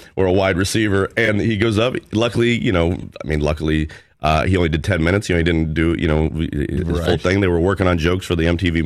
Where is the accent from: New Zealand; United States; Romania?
United States; Overland Park, Kansas; Overland Park.